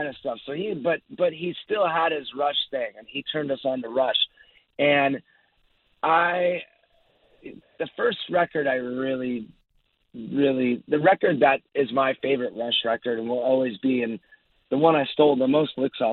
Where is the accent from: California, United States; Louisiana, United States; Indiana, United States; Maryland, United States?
California, United States; Orange County, Southern; I grew up down in Orange County, Southern California